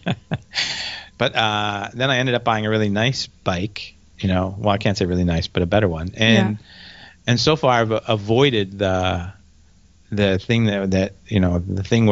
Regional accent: Indiana, Pennsylvania, United States; moved away as an adult; also born or lived in Kenya; now in Taiwan; A little town called Indiana, Pennsylvania.

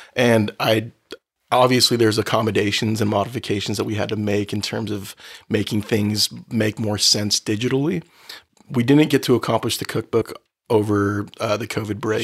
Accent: Oceanside, California, United States; also born or lived in Los Angeles County, California; I grew up in Oceanside

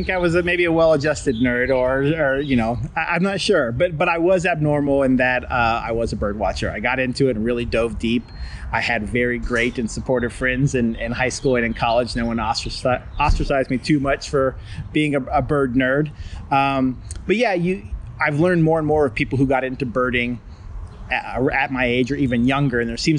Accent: Columbus, Ohio, United States; moved away as an adult; now in Brookhaven, United States; I grew up in Columbus, Ohio.

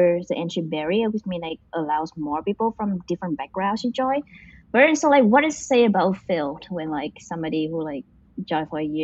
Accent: Vietnam; now in United States; I come from a village in Vietnam

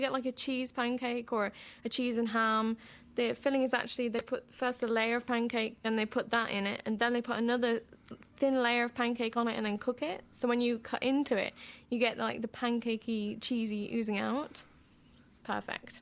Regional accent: Boston, East Midlands, United Kingdom; moved away as an adult; also born or lived in Groningen, Netherlands; now in Amsterdam, Netherlands; I was born in Boston, England

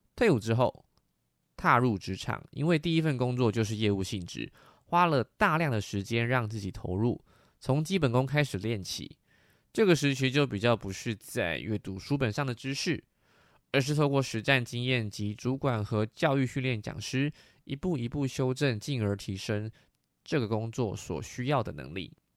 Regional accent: Taiwan; 我出生在民国七十八年，是解严后经济起飞的台湾

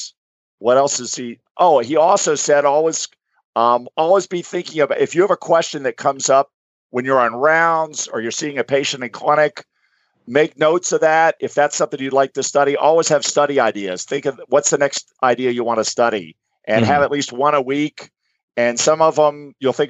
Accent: Gainesville, Florida, United States; I'm a Floridian. So I'm from Gainesville, Florida

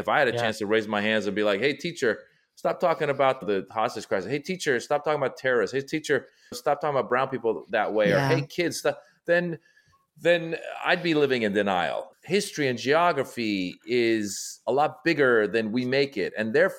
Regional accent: Iran; in my family, we come from Iran. Iran is a Shiite Muslim country.

